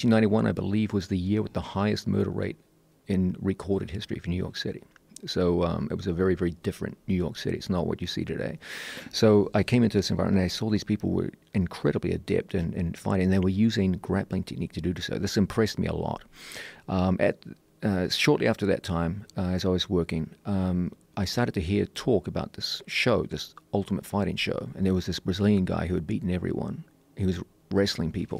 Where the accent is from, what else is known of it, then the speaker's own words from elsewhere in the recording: New Zealand; When I grew up in New Zealand